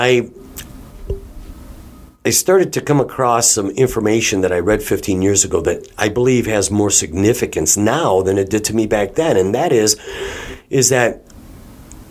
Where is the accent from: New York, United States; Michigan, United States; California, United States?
Michigan, United States; Detroit; we're from the Detroit area